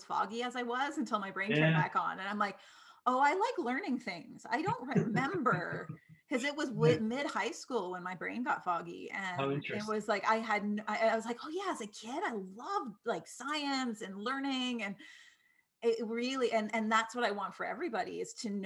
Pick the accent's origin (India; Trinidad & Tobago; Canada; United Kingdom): Canada; East Coast; moved away; I'm from the East Coast